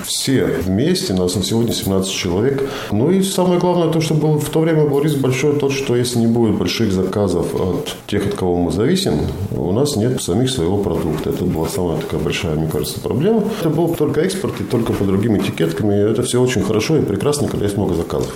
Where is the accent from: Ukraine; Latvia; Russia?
Latvia; Talsi, Talsi Municipality; also born or lived in Semipalatinsk, Kazakhstan; now in Riga, Latvia; Талсе вообще мой родной город. Я больше всего своего времени прожил в Талсе.